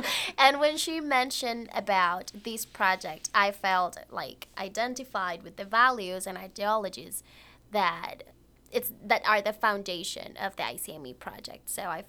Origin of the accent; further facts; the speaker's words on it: Dominican Republic; English is a second language; moved away as an adult; I am from the Dominican Republic.